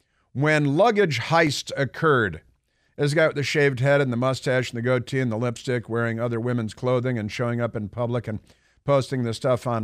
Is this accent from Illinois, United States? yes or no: yes; Chicago, Illinois, United States; I know I grew up on the North Shore of Chicago.